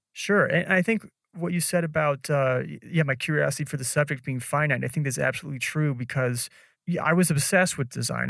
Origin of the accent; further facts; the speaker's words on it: Nebraska, United States; moved away as an adult; also born or lived in San Francisco / Chicago; now in Colombia; growing up in Nebraska